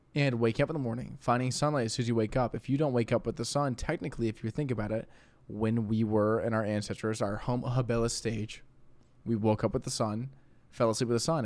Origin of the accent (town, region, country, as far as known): St. Louis, Missouri, United States